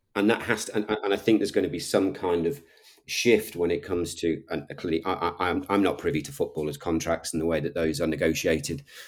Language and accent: English; Liverpool, North West England, United Kingdom; I'm a Scouser. I'm from Liverpool.